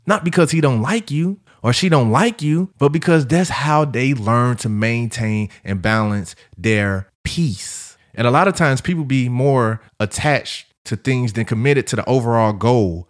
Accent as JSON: {"language": "English", "town": "St. Louis", "region": "Missouri", "country": "United States", "said": "I'm from St. Louis. We known for barbecue, good soul food, all that jazz."}